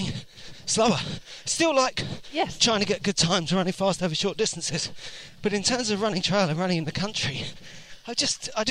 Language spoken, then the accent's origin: English; London, United Kingdom; I grew up in West London